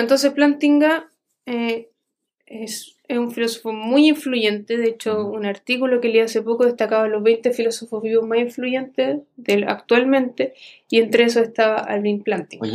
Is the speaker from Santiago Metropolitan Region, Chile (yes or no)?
yes; Santiago, Santiago Metropolitan Region, Chile; como soy de Santiago